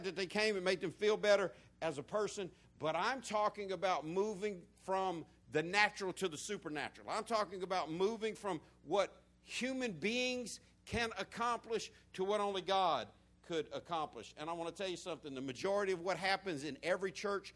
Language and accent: English; the South, United States; accent: country, southern; beyond my country accent, beyond my humor, behind my southernisms